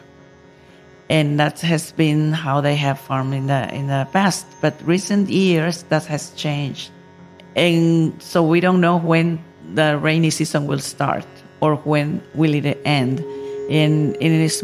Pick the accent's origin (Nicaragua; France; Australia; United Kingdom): Nicaragua; I come from Nicaragua, country in Central America